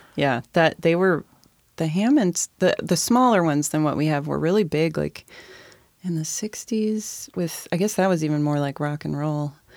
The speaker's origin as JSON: {"language": "English", "town": "University Place", "region": "Washington", "country": "United States", "tie": "born or raised there", "said": "I grew up in University Place"}